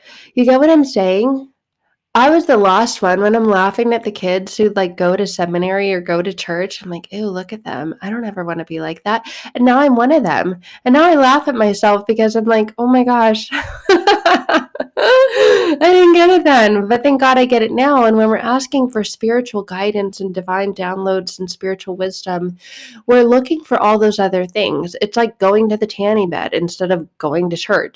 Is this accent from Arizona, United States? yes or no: yes; Arizona, United States; I grew up in Arizona.